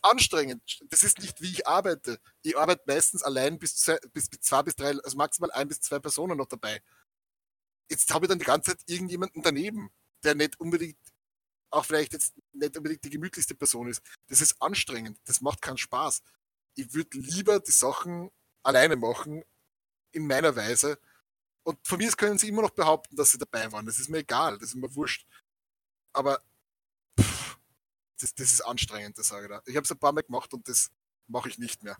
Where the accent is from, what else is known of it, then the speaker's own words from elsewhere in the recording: Austria; wir sind aus Sim-, aus Österreich